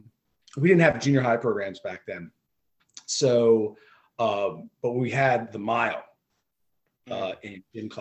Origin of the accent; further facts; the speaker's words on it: Millville, New Jersey, United States; moved away as an adult; now in York, United States; I grew up in Millville, New Jersey, Thunderbolts